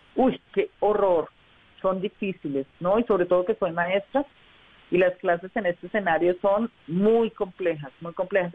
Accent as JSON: {"language": "Spanish", "town": "Socorro", "region": "Santander", "country": "Colombia", "also_born_or_lived": "Bucaramanga", "moved": "yes", "lives_now": "Bogotá, Colombia", "said": "yo soy de provincia, yo soy del Socorro Santander y mi familia vivía en Bucaramanga y yo me vine a Bogotá buscando la vida"}